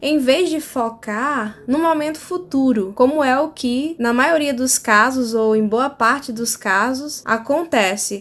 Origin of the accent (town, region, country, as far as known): Brazil; first language Portuguese